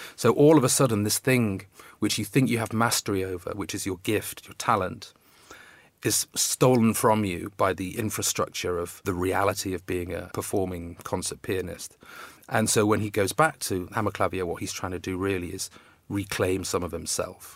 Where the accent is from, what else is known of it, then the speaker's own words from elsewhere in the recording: Manchester, North West England, United Kingdom; moved away as an adult; also born or lived in Coventry / Oxford / New York; I was born in Coventry and moved to Manchester when I was two